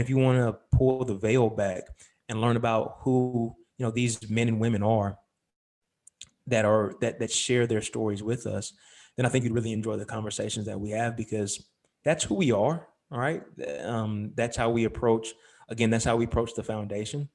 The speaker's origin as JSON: {"language": "English", "town": "Lexington", "region": "North Carolina", "country": "United States", "tie": "born or raised there", "also_born_or_lived": "Charlotte, North Carolina", "moved": "as an adult", "said": "I was born in Charlotte, grew up in Lexington"}